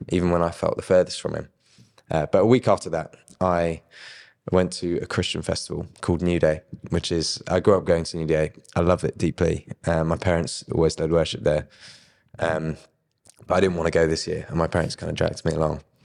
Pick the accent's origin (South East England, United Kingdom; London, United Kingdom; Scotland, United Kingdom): South East England, United Kingdom; Brighton; I grew up in Brighton